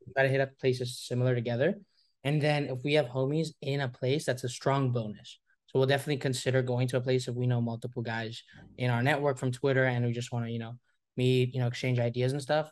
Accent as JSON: {"language": "English", "country": "Hong Kong", "moved": "yes", "said": "We're both from Hong Kong"}